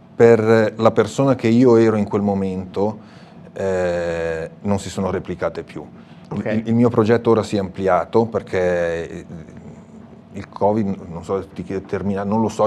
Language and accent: Italian; Morbegno, Lombardy, Italy; io vengo dalla provincia di Sondrio, quindi una terra in salita